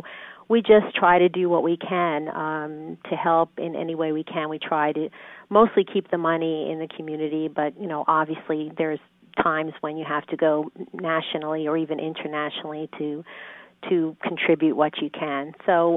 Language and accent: English; Brentwood, New York, United States; accent: New York; moved away as an adult; now in Dallas, United States; I was born and raised in a small town on Long Island in Brentwood, New York